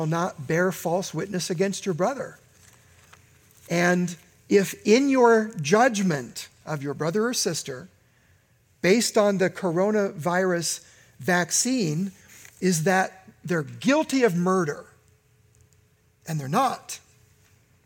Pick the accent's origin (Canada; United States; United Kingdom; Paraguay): United States; in my lifetime as an American